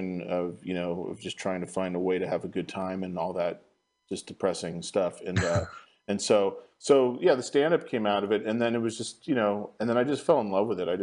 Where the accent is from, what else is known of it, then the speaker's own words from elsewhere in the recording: Marin County, California, United States; also born or lived in San Francisco; But I was raised in Marin County